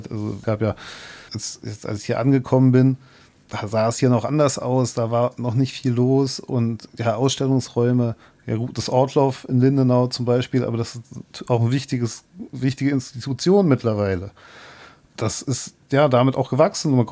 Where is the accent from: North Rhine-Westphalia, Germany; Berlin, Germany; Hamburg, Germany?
Berlin, Germany; ich bin ja aus Berlin übergesiedelt und als ich hergekommen bin, habe ich natürlich schon gedacht, dass man nach dem Studium dann eventuell auch wieder zurückgeht.